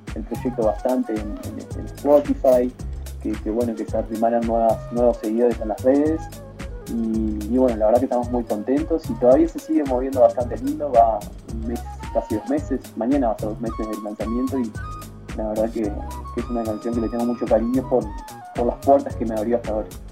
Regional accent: Uruguay; now in Mexico

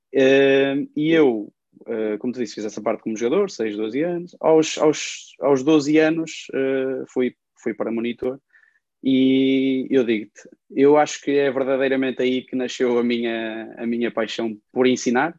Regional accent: Ovar, Aveiro District, Portugal; eu cresci em Ovar

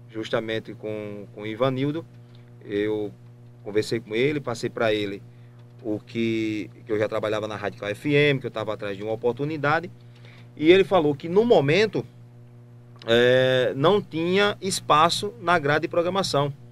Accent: Pedras de Fogo, Paraíba, Brazil; also born or lived in Santa Rita / Juripiranga / Ceará; now in João Pessoa, Brazil; tem 36 anos. É, sou aqui de Pedras de Fogo, da zona rural é, do sítio Una de São José, nasci em Santa Rita, onde mora meu pai hoje, meu pai Inácio. E aos 12 anos de idade, eu fui morar em Juripiranga.

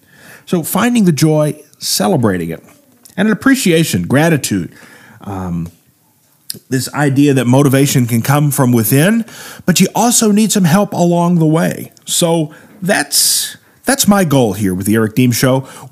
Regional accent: Midwest, United States; stuff I grew up with in the Midwest.

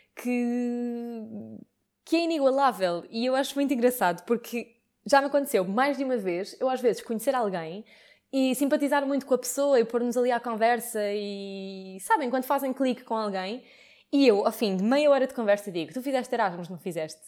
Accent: Lisbon, Portugal; moved away as an adult; Eu estudei em Lisboa e sou de Lisboa e vivi toda a faculdade em casa dos meus pais

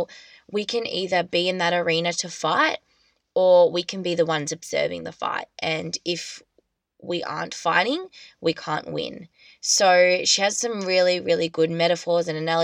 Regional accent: Australia; I'm just an Australian girl

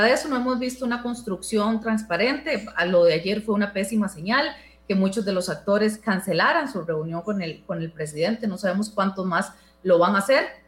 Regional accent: Costa Rica; son costarricenses como nosotros

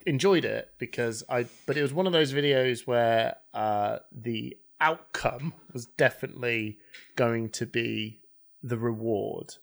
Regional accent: United Kingdom; we're British as well

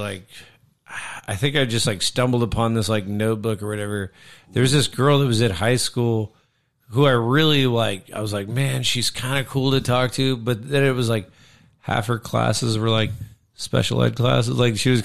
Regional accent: San Antonio, Texas, United States; My mom still has the house that I grew up in San Antonio.

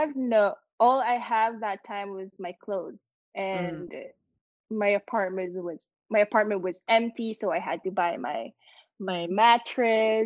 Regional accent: Manila, Metro Manila, Philippines; moved away as an adult; now in New York, United States; me as a Filipina who grew up in Manila

